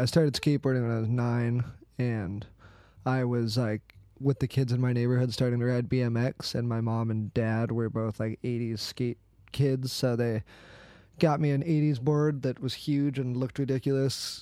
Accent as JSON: {"language": "English", "area": "East Valley", "region": "Arizona", "country": "United States", "tie": "born or raised there", "said": "I'm from Arizona. I've lived in the East Valley my whole life"}